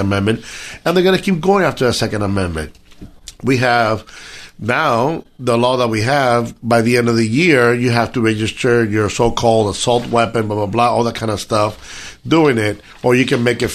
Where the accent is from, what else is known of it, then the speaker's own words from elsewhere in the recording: Cuba; now in United States; I'm Cuban. I came from Cuba.